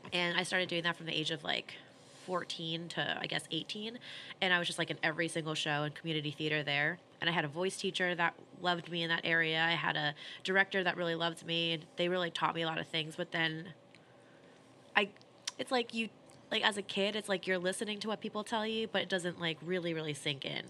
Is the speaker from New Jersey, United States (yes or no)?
yes; New Jersey, United States; born or raised there; moved away as an adult; also born or lived in Sierra Vista, Arizona; now in Queens, United States